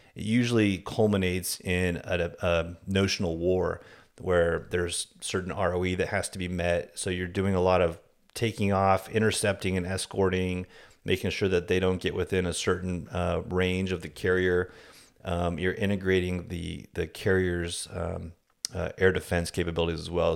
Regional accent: Seattle, Washington, United States; moved away as an adult; also born or lived in Virginia Beach / Kingsville / New Orleans; I grew up in the Seattle area

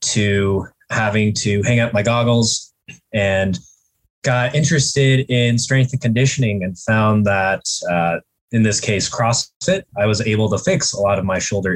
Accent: Colorado, United States; also born or lived in Portland, Maine; moved back to my home state, Colorado, Colorado Springs

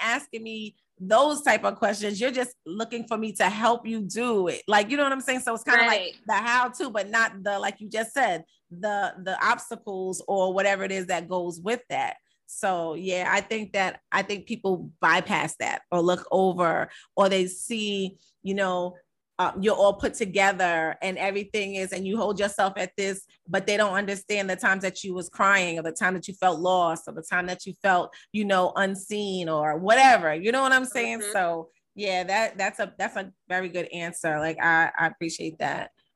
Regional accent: Amityville, New York, United States; I'm from Amityville

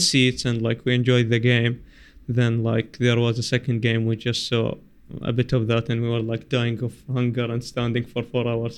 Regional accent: Basra, Basra Governorate, Iraq; I am from Basra

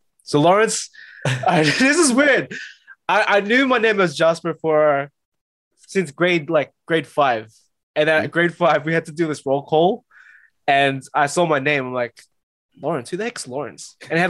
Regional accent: Philippines; I'm Filipino, man.

